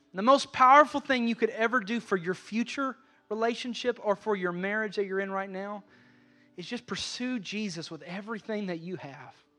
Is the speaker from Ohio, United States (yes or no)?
no; Western Kentucky, United States; I grew up in Ken-, Western Kentucky around a lot of hunters